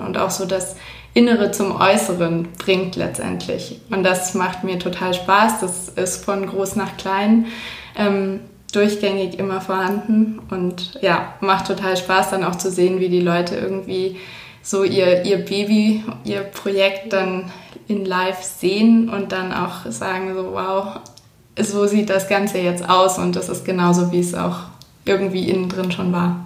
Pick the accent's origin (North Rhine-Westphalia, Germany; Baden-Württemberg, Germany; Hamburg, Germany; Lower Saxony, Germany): Baden-Württemberg, Germany; Swabia, south of Ulm; moved away as an adult; now in Munich, Germany; Ich komme ursprünglich aus München, bin dann aufgewachsen irgendwo im Schwabenland südlich von Ulm und fürs Studium wieder nach München zurückgezogen